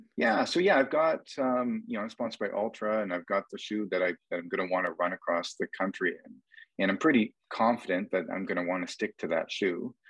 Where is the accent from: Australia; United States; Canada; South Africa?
Canada; accent: Canadian; my Canadian accent